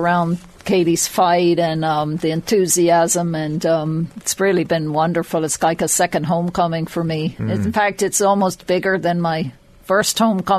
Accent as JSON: {"language": "English", "town": "Mornington", "region": "Leinster", "country": "Ireland", "said": "I'm from Mornington, just outside Drogheda."}